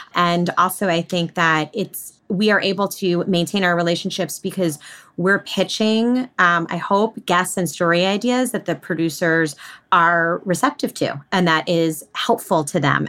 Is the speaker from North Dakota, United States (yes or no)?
no; outside of New York City, United States; I was born and raised outside of New York City.